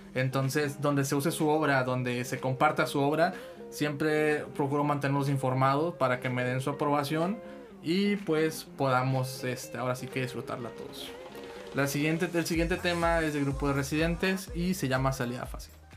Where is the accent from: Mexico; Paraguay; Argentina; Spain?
Mexico; Tampico, Tamaulipas; yo soy de aquí, de Tampico, Tamaulipas